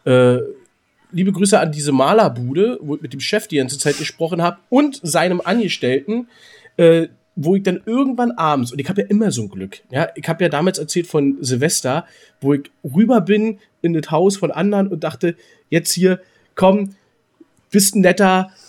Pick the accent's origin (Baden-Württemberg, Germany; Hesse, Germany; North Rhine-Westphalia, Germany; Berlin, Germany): Berlin, Germany; now in Hamburg, Germany; ich komme zwar aus Berlin, natürlich Union, Köpenicker, bin ich immer dafür, aber ich bin halt Borussia Dortmund. Und auf immer die ganze Sicht, ich meine, ich bin in Hamburg.